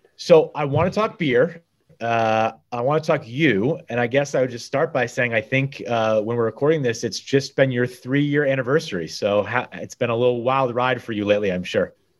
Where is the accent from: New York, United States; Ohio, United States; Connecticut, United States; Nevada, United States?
Connecticut, United States; Guilford; also born or lived in Madison, Connecticut; as a Guilford High School student, went out to the Hopi reservation in Arizona, and for me, probably like you, growing up in Guilford and Madison